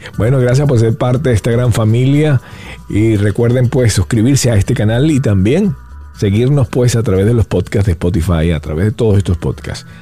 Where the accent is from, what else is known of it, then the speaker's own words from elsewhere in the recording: Venezuela; yo soy venezolano